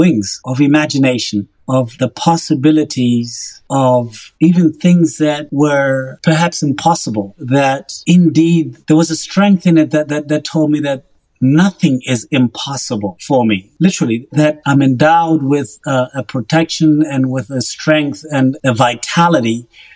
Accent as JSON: {"language": "English", "country": "Botswana", "tie": "born or raised there", "moved": "as an adult", "lives_now": "Oklahoma, United States", "said": "I grew up in Botswana"}